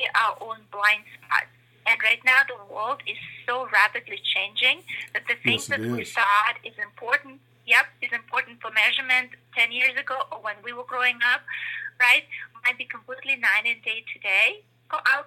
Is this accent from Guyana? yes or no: no; Russia; moved away; I come from Russia, right, originally. And so I came, I guess, with this big, and I grew up during the communist Russia